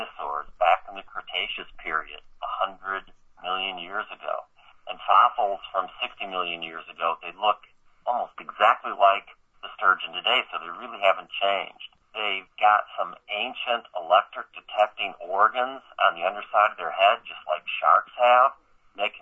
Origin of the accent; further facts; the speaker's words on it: Chicago, Illinois, United States; I was born and raised in the Chicago area.